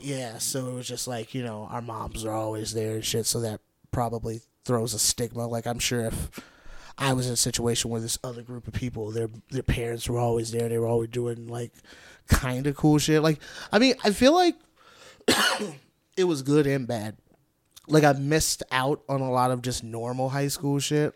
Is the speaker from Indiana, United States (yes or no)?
yes; Gary, Indiana, United States; also born or lived in East Chicago, Indiana; I grew up in Gary